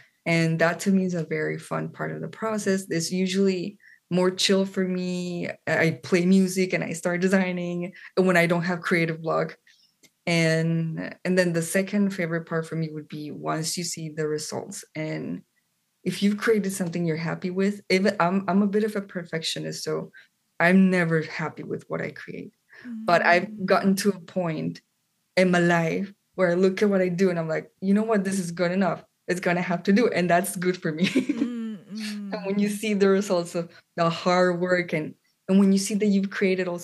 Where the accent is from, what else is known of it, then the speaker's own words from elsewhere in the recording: Colombia; moved away as an adult; now in United States; I am from Colombia, South America. That's where I grew up